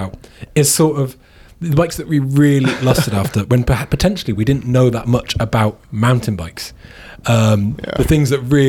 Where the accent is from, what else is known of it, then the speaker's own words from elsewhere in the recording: United Kingdom; I'm British.